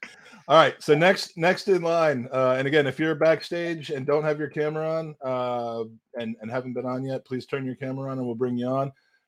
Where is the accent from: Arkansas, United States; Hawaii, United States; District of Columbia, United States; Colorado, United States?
District of Columbia, United States; Washington; Well, that's a positive feeling coming from my hometown of D.C.